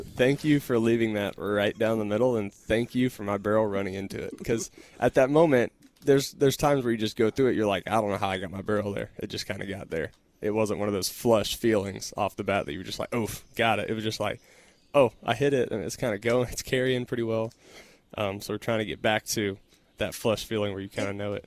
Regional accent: Texas, United States; growing up in Texas, then going to Texas Tech, staying in Texas for my pro career

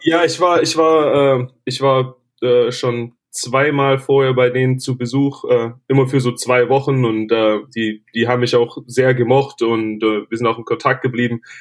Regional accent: Germany; moved away as an adult; also born or lived in Tennessee; als Deutscher

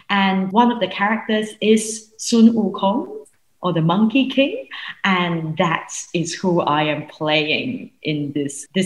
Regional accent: Singapore; I grew up in Singapore.

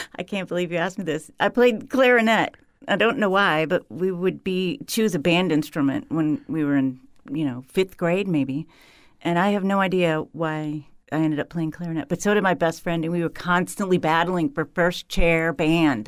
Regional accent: Huron, Ohio, United States; moved away; I grew up in Huron, Ohio, on the South Shore of Lake Erie

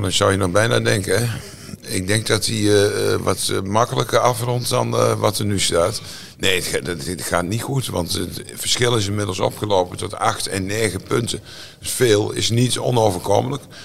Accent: Netherlands; ik ben Nederlander

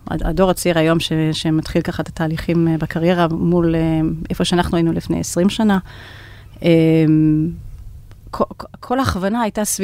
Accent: United States; אני נולדתי וגדלתי בארצות הברית. כל הקריירה שלי נתחלתי שם.

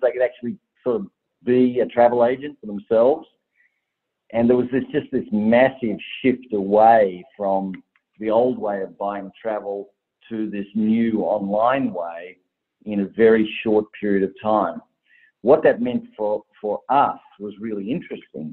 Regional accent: Tasmania, Australia; I'm from Tasmania, and a Tasmanian girl

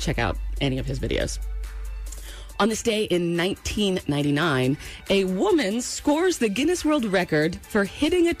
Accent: New England, United States; I grew up in New England

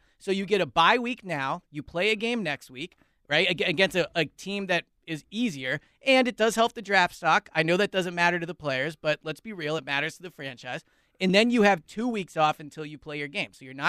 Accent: Philadelphia, Pennsylvania, United States; Philly guy …, yeah.

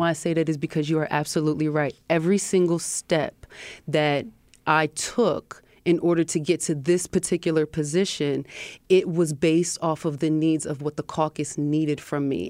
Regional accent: Harrisburg, Pennsylvania, United States; my upbringing in Harrisburg

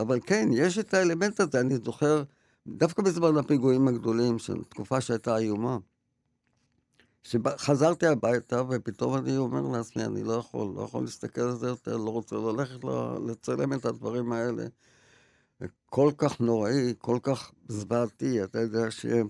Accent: Tel Aviv, Tel Aviv District, Israel; ונעשינו מעמד בינוני, תל אביבי כזה

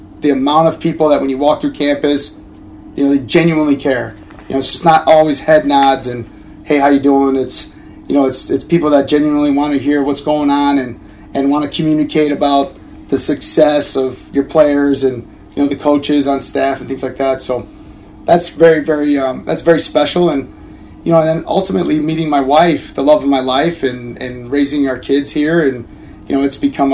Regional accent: Chicago, Illinois, United States; growing up in Chicago

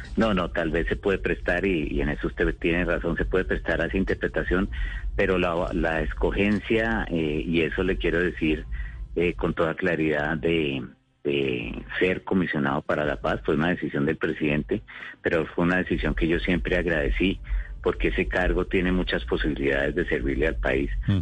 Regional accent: Colombia

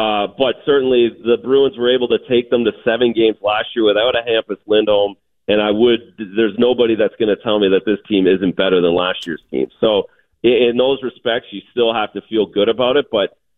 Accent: Canada; well, as a Canadian guy, again, back to that Tim Hortons sitting around having a coffee, everyone talked about the 70 Canadians when I was growing up

